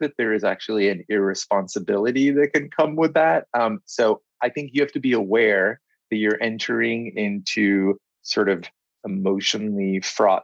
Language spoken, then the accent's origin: English; Israel; now in London, United Kingdom; I was born here in London, but we left when I was just about three and moved to Israel.